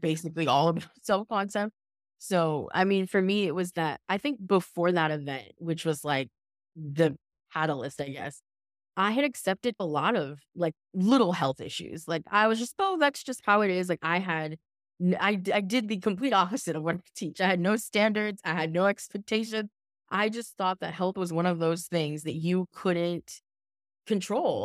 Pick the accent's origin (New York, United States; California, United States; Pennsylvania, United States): California, United States; Southern; also born or lived in Los Angeles; I'm from Southern California, and I was living in Los Angeles